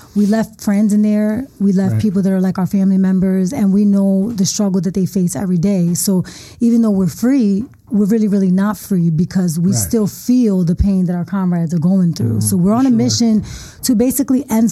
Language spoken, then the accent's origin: English; Philadelphia, Pennsylvania, United States; I'm from the Badlands, North Philadelphia